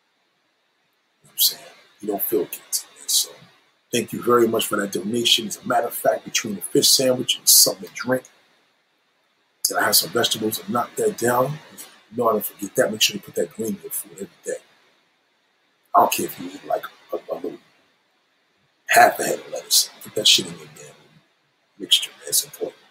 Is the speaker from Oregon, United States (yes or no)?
no; New York City, New York, United States; I grew up in Brooklyn Women's Hospital. I was born in Brooklyn Women's Hospital.